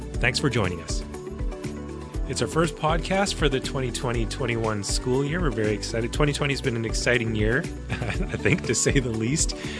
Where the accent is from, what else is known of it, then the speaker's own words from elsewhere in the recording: Winnipeg, Manitoba, Canada; now in Nanaimo, Canada; growing up, I, I'm from Manitoba, Winnipeg